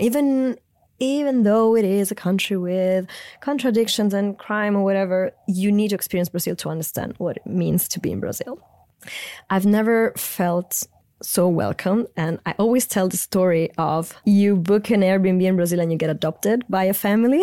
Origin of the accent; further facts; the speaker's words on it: central Italy near Rome, Lazio, Italy; English is a second language; moved away; I grew up in central Italy near Rome on the coast with a German mother, Italian father